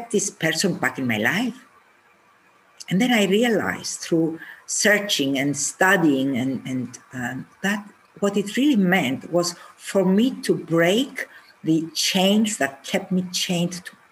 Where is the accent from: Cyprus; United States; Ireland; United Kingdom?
Cyprus; I am from Cyprus